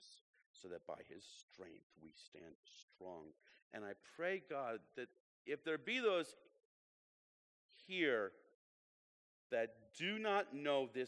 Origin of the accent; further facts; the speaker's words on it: Illinois, United States; moved away; I'm from Illinois